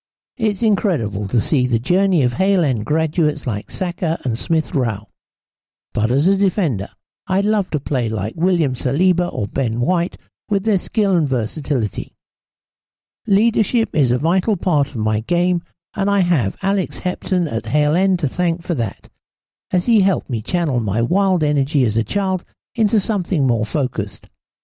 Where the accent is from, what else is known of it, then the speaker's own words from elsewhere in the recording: Valencia, Valencian Community, Spain; born there; I was born in Spain whilst my dad was managing a club in Valencia